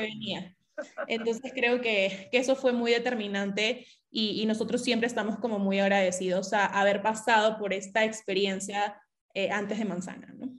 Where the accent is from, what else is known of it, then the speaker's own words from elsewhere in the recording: Piura, Peru; Nosotros somos de Piura, somos clase media baja